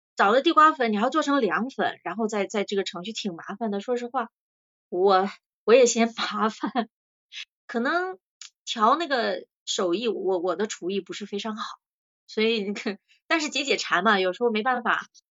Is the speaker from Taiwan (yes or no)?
no; Shandong, China; also born or lived in Yantai; now in Singapore; 我们山东人的味道